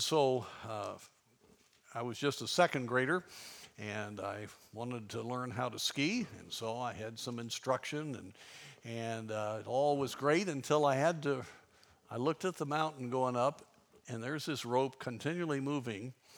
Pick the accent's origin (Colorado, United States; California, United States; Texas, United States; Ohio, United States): Colorado, United States; Durango; I grew up in Durango, Colorado